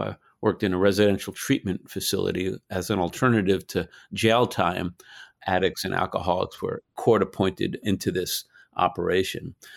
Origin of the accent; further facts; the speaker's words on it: New York, United States; I grew up in New York, kind of a lower middle class Jewish community